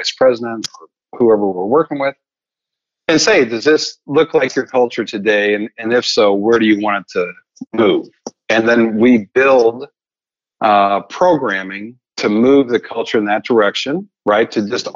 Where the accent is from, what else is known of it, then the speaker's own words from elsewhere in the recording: Missouri, United States; I'm from Missouri